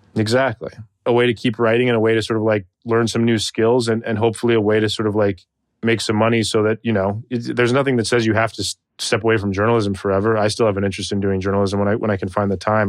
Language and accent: English; Tucson, Arizona, United States; moved away; I was raised in Tucson, Arizona for the majority of my childhood